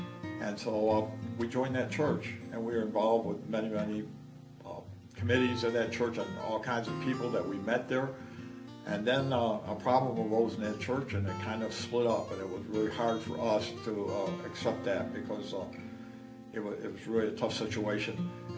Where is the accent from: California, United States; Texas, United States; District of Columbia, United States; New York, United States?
New York, United States; also born or lived in South Dakota; I was born in 1937 in South Dakota, and we moved out to New York in 1941, and my family proceeded to move from town to town until we eventually wound up in Webster.